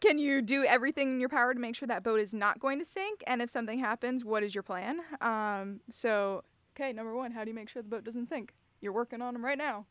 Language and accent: English; Jupiter, Florida, United States; moved away; Jupiter, Florida. Beautiful, beautiful place to grow up.